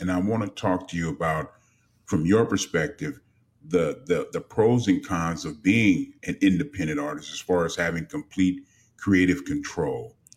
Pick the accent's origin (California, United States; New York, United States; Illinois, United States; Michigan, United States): California, United States; Los Angeles; growing up in Los Angeles